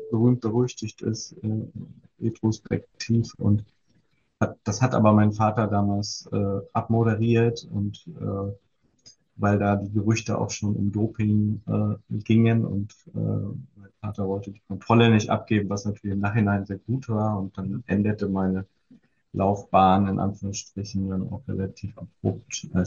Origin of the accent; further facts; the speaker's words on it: East Germany, Germany; Ich bin, äh, ich bin tatsächlich in der DDR groß geworden und war in dem Fördersystem